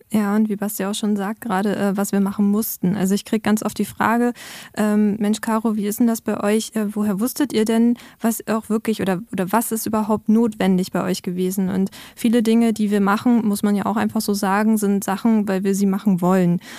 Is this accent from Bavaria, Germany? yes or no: no; Neumünster, Schleswig-Holstein, Germany; now in Cottbus, Germany; in Neumünster, in meiner Heimat gewesen, bei meinen Eltern